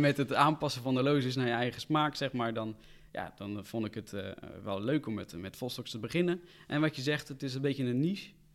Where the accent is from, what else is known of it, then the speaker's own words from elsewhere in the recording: Rotterdam, South Holland, Netherlands; Ik kom uit Rotterdam